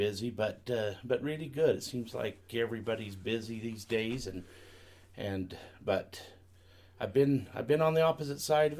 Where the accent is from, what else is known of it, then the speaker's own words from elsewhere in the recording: Salt Lake City, Utah, United States; also born or lived in Colorado City, Arizona; Yeah, I was born and raised. I was born in Salt Lake, and been raised in this all my life.